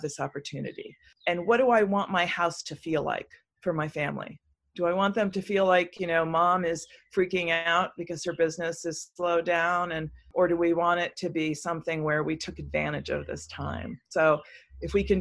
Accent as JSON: {"language": "English", "region": "New York", "country": "United States", "tie": "born or raised there", "moved": "as an adult", "lives_now": "North Carolina, United States", "said": "I grew up and worked in New York for so long"}